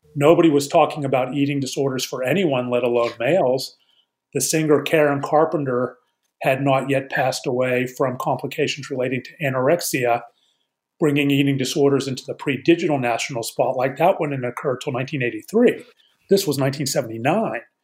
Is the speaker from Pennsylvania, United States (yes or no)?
yes; Pittsburgh, Pennsylvania, United States; I grew up in Pittsburgh uh, in the 70s